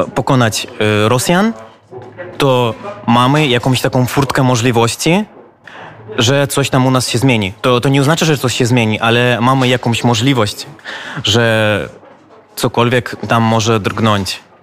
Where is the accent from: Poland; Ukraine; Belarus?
Belarus; my jako Białorusini